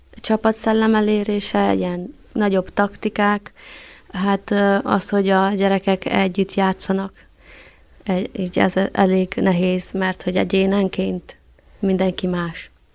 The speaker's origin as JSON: {"language": "Hungarian", "town": "Săcueni", "region": "Bihor County", "country": "Romania", "also_born_or_lived": "Cluj-Napoca, Romania / Borș, Romania", "said": "Székelyhídra jönnék haza"}